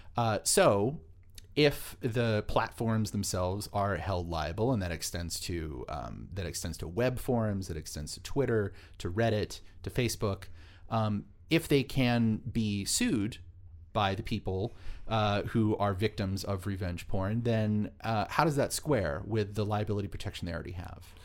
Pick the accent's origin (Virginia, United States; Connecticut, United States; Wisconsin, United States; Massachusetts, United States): Massachusetts, United States; Boston; I was born in Boston. The whole family's from Boston